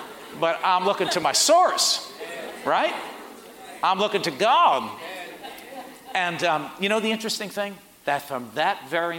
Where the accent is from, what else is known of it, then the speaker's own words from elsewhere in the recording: Port Chester, New York, United States; We had 150 people. I was from Portchester.